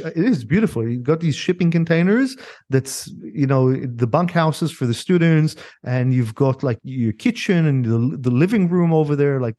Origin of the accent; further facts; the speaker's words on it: San Diego, California, United States; So I grew up, so as a kid, I grew up in San Diego for quite a few years.